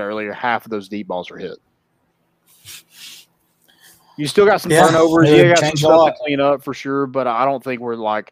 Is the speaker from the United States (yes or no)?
yes; Knoxville, Tennessee, United States; we're actually from Knoxville